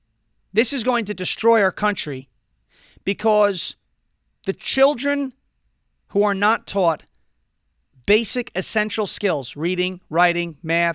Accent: United States; we as American people, as American citizens

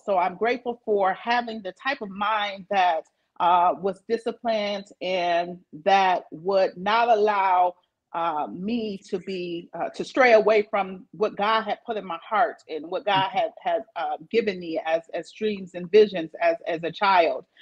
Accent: Flint, Michigan, United States; also born or lived in Battle Creek, Michigan; I was born in Flint, and then I spent um, some of my early childhood years here in Flint

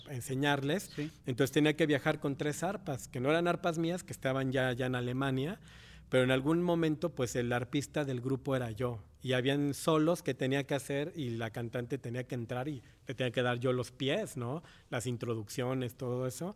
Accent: Mexico; also born or lived in Paraguay (family origin) / Morelos, Mexico; crecimos todos en México, en la escuela primaria, la carrera musical

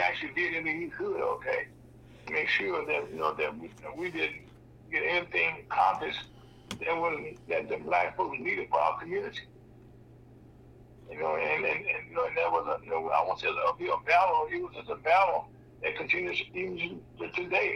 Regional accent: Mississippi, United States; also born or lived in Delta, Louisiana / Vicksburg, Mississippi; I grew up also in Gishwood, Mississippi

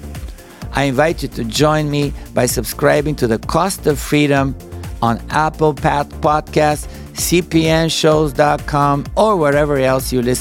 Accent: Bulgaria; English is a second language; moved away as an adult; now in United States; As you could tell by my accent, I'm not originally from the United States. I was born and raised in Bulgaria

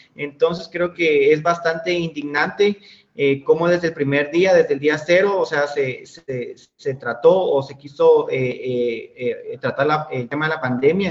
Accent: Guatemala; como lo es en nuestro país

